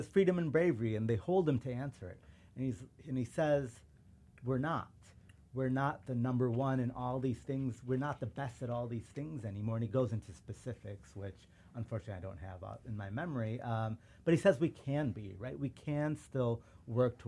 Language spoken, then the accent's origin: English; Chicago, Illinois, United States; first language Urdu; English is a second language; suburban Chicago